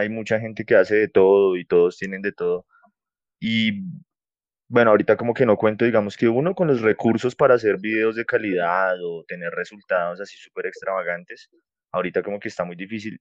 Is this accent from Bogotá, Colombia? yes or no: yes; Bogotá, Colombia; moved away as an adult; now in Sopó, Colombia; soy de Bogotá, pero actualmente estoy viviendo fuera de la ciudad. Estoy viviendo en un municipio que se llama Sopó.